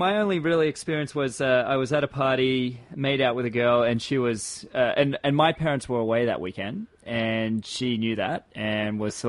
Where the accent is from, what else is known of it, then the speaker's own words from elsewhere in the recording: Townsville, Queensland, Australia; I grew up in Townsville.